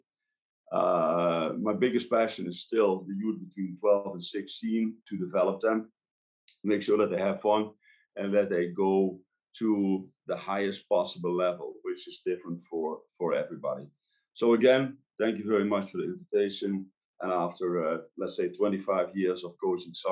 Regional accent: Netherlands; moved away as an adult; also born or lived in Luxembourg; I grew up in Holland

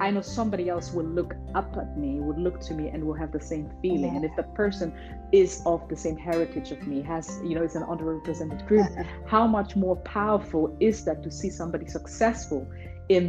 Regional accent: Hanover, Lower Saxony, Germany; English is a second language; born and raised in Hanover, Germany

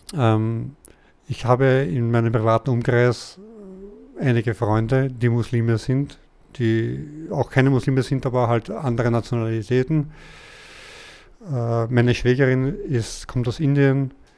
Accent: Austria; ich bin ja Österreicher

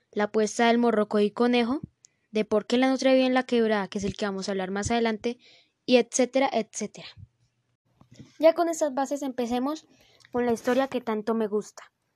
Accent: Colombia; en el norte de nuestro país, Colombia

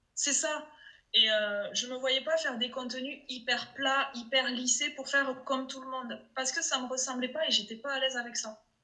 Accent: Toulouse, Occitania, France; accent: Toulouse; mon accent de Toulouse

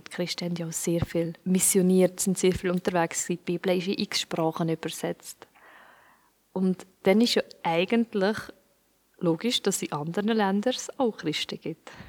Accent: Switzerland; Und ich bin jetzt in der Schweiz aufgewachsen und bin auch in der Kirche aufgewachsen

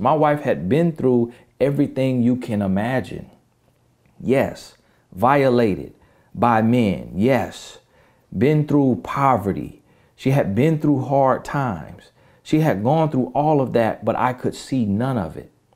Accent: the South, United States; I'm from the South

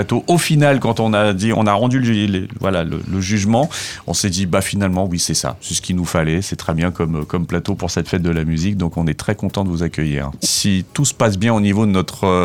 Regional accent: Reims, Grand Est, France; moved away as an adult; also born or lived in Bordeaux; Alors, je suis originaire de Reims.

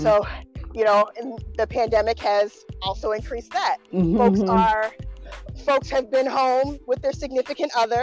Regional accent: Massachusetts, United States; moved away as an adult; also born or lived in New York / Pennsylvania / Connecticut / Michigan; I am originally from Massachusetts, born and raised

